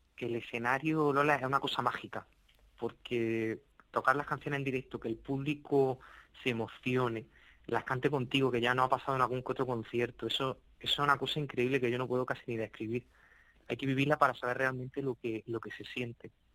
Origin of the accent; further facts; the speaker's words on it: Andalusia, Spain; Yo soy de un pequeño municipio, de hecho, eh, eh, cuatro de los cinco integrantes somos de Ciñano que es un municipio que ya linda con la provincia de, Granada